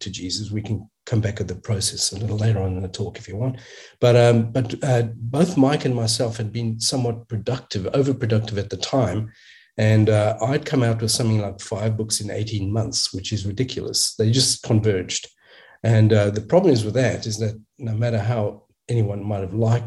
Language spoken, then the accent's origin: English; South Africa; also born or lived in Australia; now in United States; In a sense, I grew up in apartheid South Africa